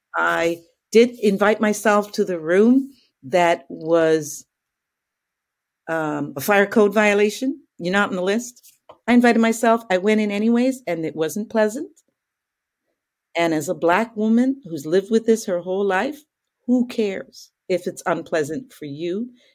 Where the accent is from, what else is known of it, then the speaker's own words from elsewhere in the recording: Calgary, Alberta, Canada; I was growing up in Calgary, Alberta